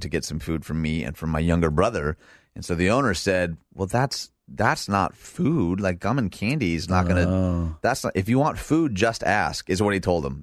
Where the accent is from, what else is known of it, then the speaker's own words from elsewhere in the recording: Michigan, United States; moved away; This is Michigan, my home state.